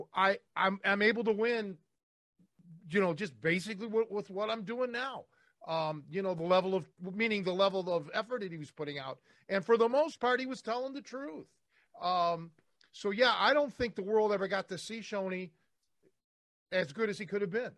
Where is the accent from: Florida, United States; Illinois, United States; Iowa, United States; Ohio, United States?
Ohio, United States; Cleveland; I'm from Cleveland